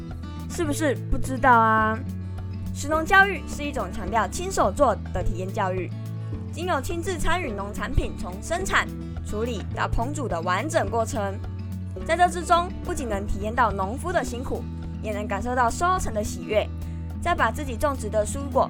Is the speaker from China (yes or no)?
no; Pingtung County, Taiwan; 例如，我的家乡在屏东，我们屏东有一样长得很特别的作物，那就是可可。